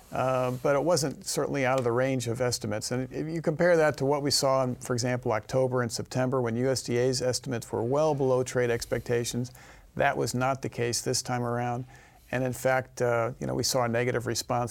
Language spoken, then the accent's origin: English; Missouri, United States; my home state, Missouri